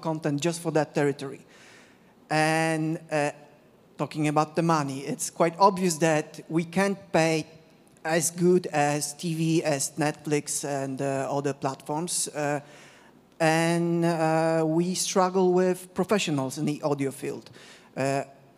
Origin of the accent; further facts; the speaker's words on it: Poland; I'm from Poland, Central Europe